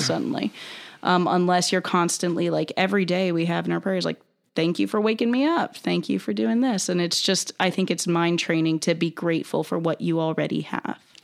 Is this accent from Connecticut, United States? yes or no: no; North Carolina, United States; I'm originally from North Carolina